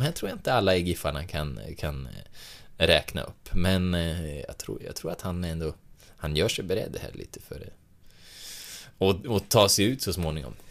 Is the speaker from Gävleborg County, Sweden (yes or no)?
yes; Hälsingland, Gävleborg County, Sweden; jag är uppvuxen i Hälsingland